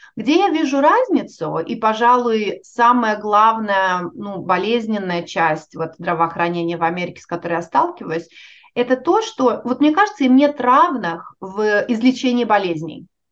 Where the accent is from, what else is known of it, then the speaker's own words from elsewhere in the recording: Russia; moved away as an adult; now in United States; я уехала из России